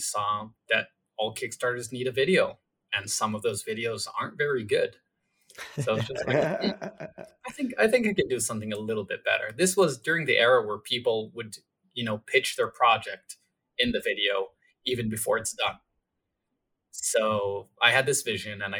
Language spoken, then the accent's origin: English; Israel; I was born in Israel.